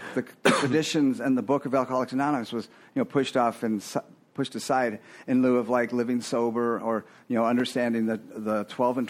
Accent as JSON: {"language": "English", "town": "Fort Lauderdale", "region": "Florida", "country": "United States", "tie": "born or raised there", "said": "I grew up in Fort Lauderdale, 85"}